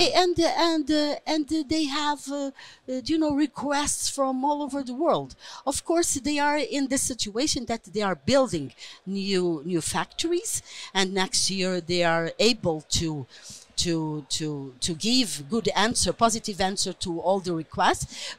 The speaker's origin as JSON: {"language": "English", "country": "Portugal"}